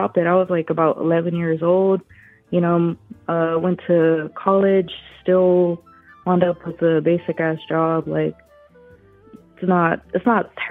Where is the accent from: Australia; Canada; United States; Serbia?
United States; Texas; I'm from Texas